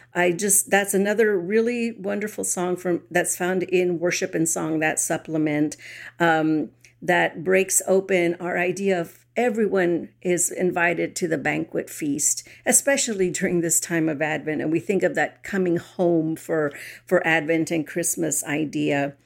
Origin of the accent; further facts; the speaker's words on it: San Antonio, Texas, United States; I grew up in San Antonio